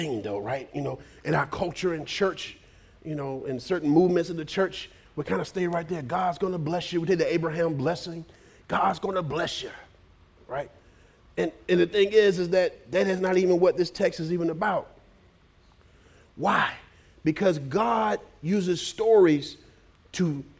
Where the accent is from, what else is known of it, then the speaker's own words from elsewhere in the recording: United States; we're very American